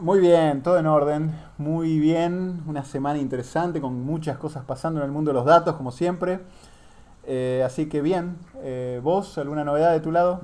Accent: Argentina; siendo yo argentino

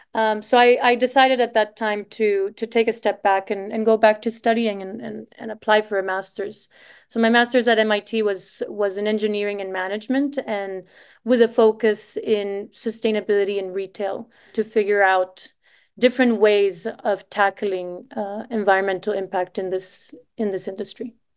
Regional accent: Costa Rica; moved away as an adult; also born or lived in Savannah, United States / Boston, United States; I'm Costa Rican.

